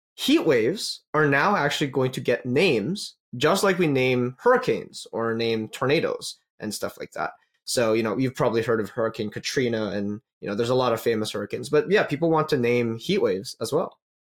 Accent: Calgary, Alberta, Canada; I'm from Calgary

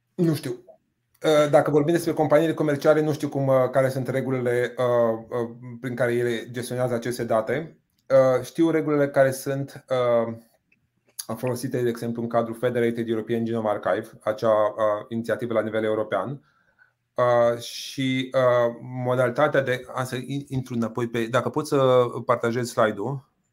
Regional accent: Botoșani, Botoșani County, Romania; moved away; Eu vin din Botoșani

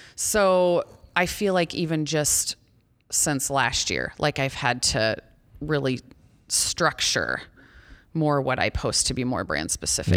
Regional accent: Ida Grove, Iowa, United States; also born or lived in Storm Lake, Iowa; I grew up in Ida Grove. a small town of about two thousand people.

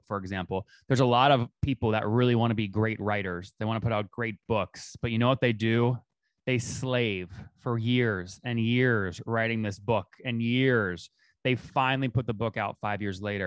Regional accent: Loudoun County, Northern Virginia, United States; moved away as an adult; now in Austin, United States; I grew up in Northern Virginia, in Loudoun County

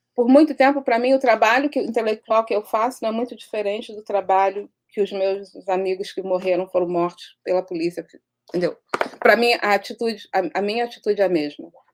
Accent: Rio de Janeiro, Brazil; onde eu cresci na Vila Aliança

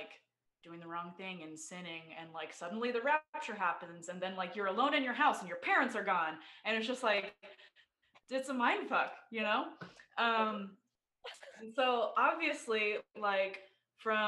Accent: Idaho, United States; also born or lived in Bay Area, California; now in Austin, United States; So I was born in the Bay Area in California. And when I was six, we moved to Idaho because that's where a lot of my dad's family is.

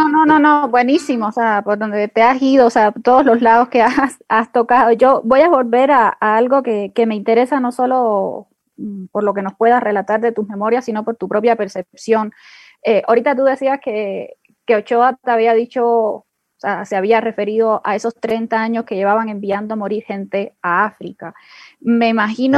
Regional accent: Cuba; para nosotras, para nosotros como cubanos

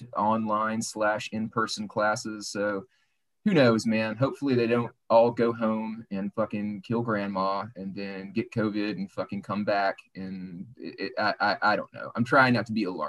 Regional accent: Arkansas, United States; I grew up in Arkansas, about 10 minutes from the Louisiana border

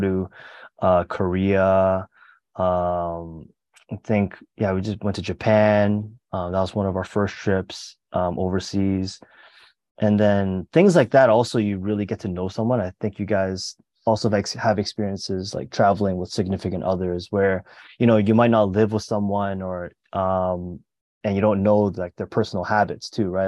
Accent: Mississauga, Ontario, Canada; moved away as an adult; now in Hong Kong; I'm from Mississauga, which is a relatively large suburb in Toronto

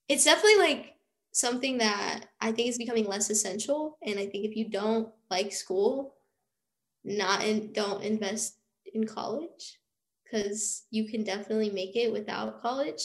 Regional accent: Overland Park, Kansas, United States; moved away as an adult; now in Kansas City, United States; I'm originally from Overland Park, Kansas, which is near like Kansas City.

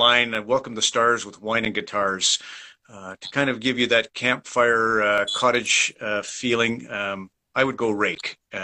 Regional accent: Red Deer, Alberta, Canada; I'm from Red Deer

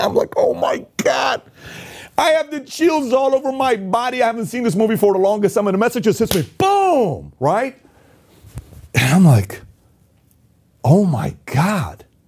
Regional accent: Iran; moved away; I was born and raised in Iran.

